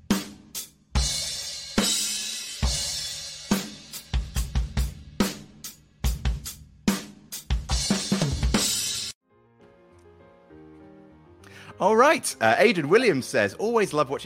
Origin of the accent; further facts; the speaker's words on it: Jersey; I'm from Jersey